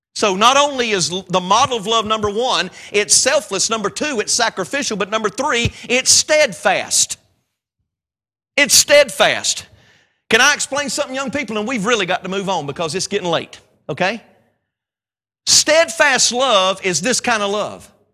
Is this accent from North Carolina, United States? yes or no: yes; North Carolina, United States; I know I'm a country boy. I know I'm from North Carolina, and I sound really funny when I talk